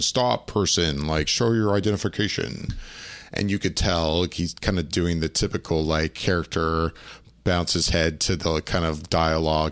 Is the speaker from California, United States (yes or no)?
no; Orlando, Florida, United States; I grew up in Orlando